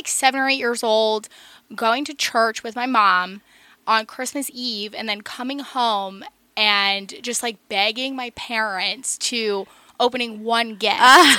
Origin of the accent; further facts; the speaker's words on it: Central New Jersey, United States; moved away as an adult; also born or lived in Kutztown, Pennsylvania; now in Lancaster, United States; I am from New Jersey originally.